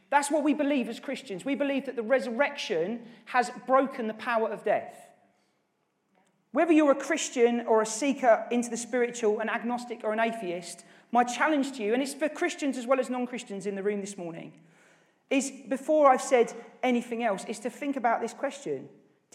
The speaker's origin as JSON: {"language": "English", "town": "Norwich", "region": "East of England", "country": "United Kingdom", "tie": "born or raised there", "said": "who actually I grew up with in Norwich"}